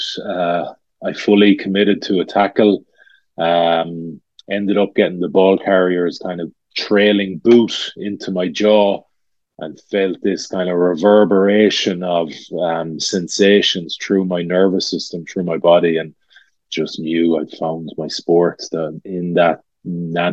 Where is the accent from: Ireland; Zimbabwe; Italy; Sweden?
Ireland; Galway, Connacht; I'm from Renmore, just on the way into Galway City